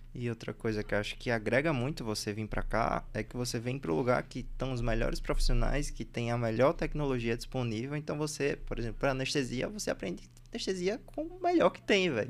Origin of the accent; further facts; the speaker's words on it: Recife, Pernambuco, Brazil; accent: Recife; moved away as an adult; also born or lived in Bahia; now in São Paulo, Brazil; eu morei em Recife porque eu fui fazer ensino médio lá, mas tipo, eu nasci na Bahia